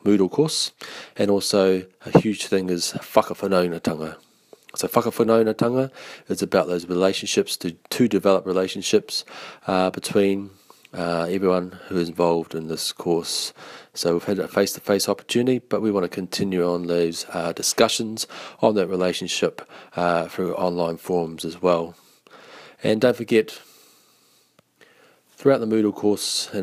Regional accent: Taranaki, New Zealand; now in Christchurch, New Zealand; I am from Taranaki, but I now reside in Christchurch

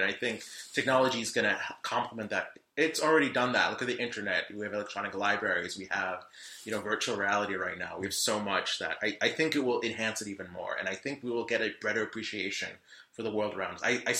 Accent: United States; Like, as a American, you think, oh, pot and Red Light District

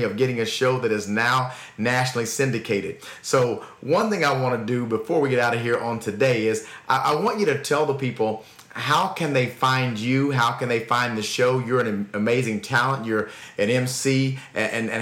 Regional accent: Oklahoma, United States; I was from Oklahoma

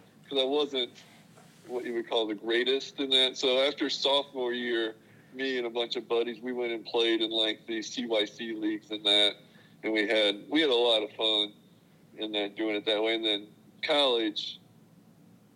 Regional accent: Illinois, United States; now in Missouri, United States; I grew up in Illinois

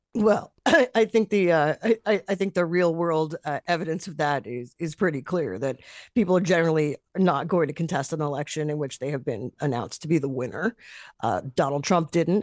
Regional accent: New York, United States; moved away as an adult; now in Boston, United States; I'm a New Yorker.

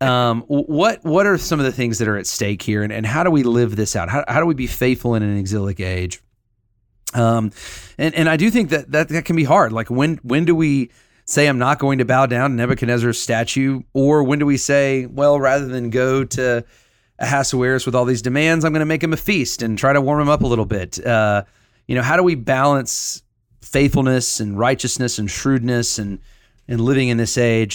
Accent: Huntsville, Alabama, United States; I grew up in Huntsville, Alabama

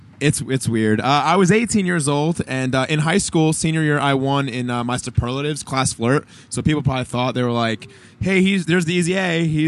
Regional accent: Montgomery, New York, United States; I'm from Montgomery, New York

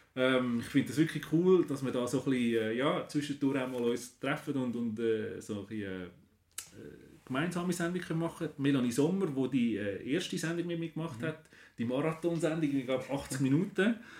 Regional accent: Switzerland; bei uns in der Schweiz

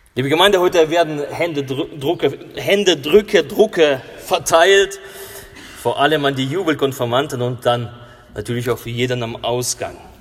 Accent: Russia; now in Germany; In äh, Russland, wo ich herkomme

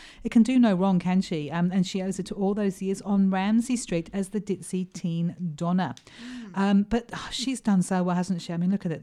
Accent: United Kingdom; now in Australia; being a Brit

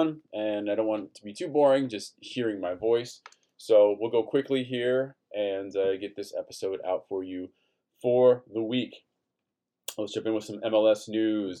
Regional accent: Brazil; now in Minneapolis, United States; I grew up with in Brazil

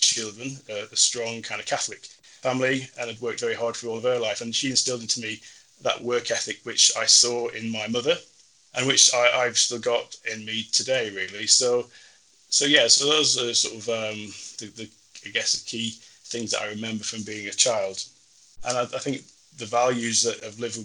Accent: Blackburn, North West England, United Kingdom; I grew up on a council estate in Blackburn, living with my mum and two younger sisters

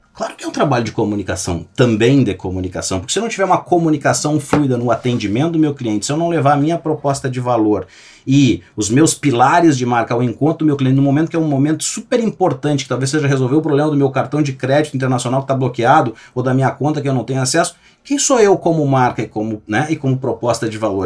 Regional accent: Gaúcho, Rio Grande do Sul, Brazil; nós somos gaúchos

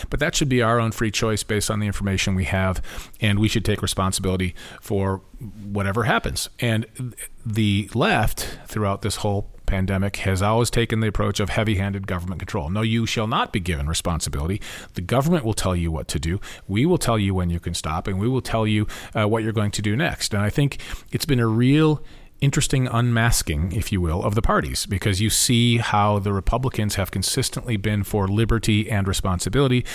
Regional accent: Topeka, Kansas, United States; I grew up in Topeka

